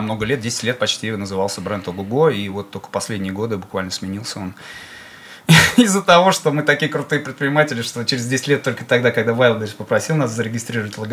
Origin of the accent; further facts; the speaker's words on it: Bashkortostan, Russia; я башкир, и мы в Башкирии с вами